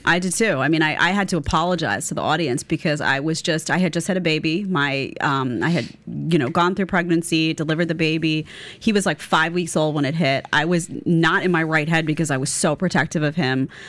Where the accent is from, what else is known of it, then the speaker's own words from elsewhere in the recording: New York City, New York, United States; I grew up in Staten Island, but my grandparents lived right next to the park